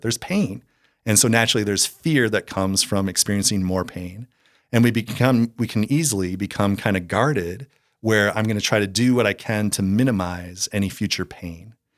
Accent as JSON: {"language": "English", "town": "Eagan", "region": "Minnesota", "country": "United States", "tie": "born or raised there", "also_born_or_lived": "Iowa State University", "moved": "yes", "said": "I was born and raised in, uh, the Twin Cities in, I grew up in Eagan, which is a suburb of the Twin Cities there."}